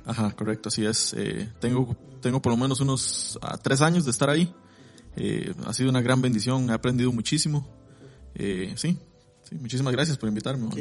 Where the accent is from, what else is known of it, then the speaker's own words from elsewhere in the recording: Costa Rica; soy tico, de, pura cepa, como se dice